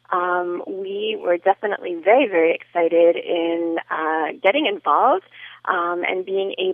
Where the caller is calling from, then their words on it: Miami, Florida, United States; I am calling uh, from Miami